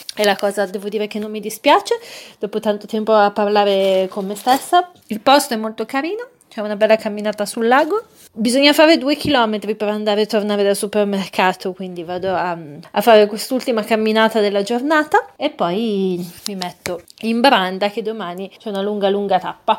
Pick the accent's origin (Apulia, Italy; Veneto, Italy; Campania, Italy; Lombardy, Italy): Lombardy, Italy; Milan; per me che sono milanese